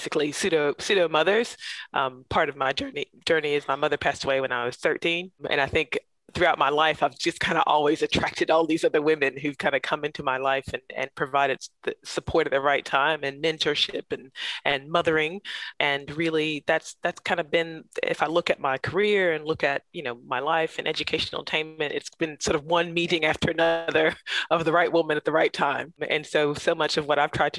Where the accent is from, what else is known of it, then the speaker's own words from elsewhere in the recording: Central Alabama, United States; now in Canberra, Australia; growing up in Central Alabama. So my family's from Montgomery, Alabama.